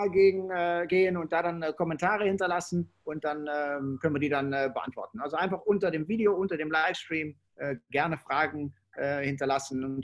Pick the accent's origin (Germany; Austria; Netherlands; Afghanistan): Netherlands; German is a second language; weil ich als Holländer, äh, ich nehme das dann nicht so eng und für mich ist es auch ein bisschen einfacher.